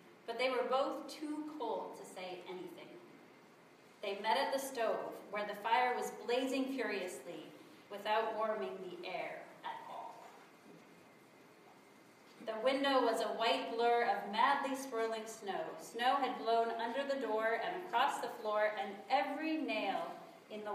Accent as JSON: {"language": "English", "region": "South Dakota", "country": "United States", "tie": "born or raised there", "said": "I grew up in South Dakota, so I know what a long winter is like"}